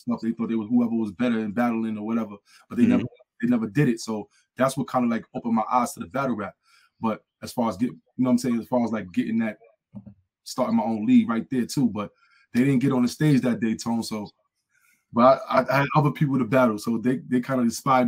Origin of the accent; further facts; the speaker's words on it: New York City, New York, United States; now in Albany, United States; I'm from Harlem, New York